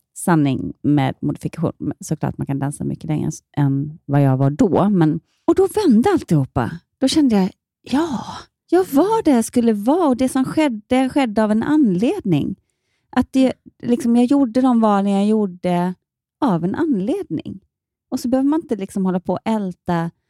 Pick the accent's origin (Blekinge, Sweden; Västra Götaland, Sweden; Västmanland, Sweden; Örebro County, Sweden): Blekinge, Sweden; Ronneby; also born or lived in Malmö; now in Gothenburg, Sweden; hemma i Ronneby så gjorde jag alla, jag var med på alla så här nyårsrevyer